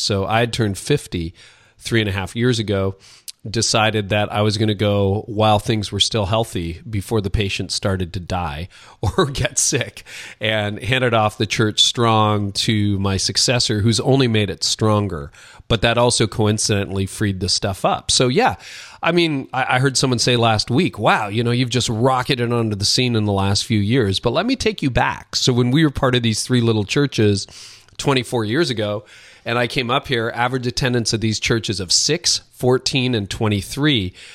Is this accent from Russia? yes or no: no; Canada; Both my parents are Dutch immigrants to Canada. I'm Canadian. I live north of Toronto.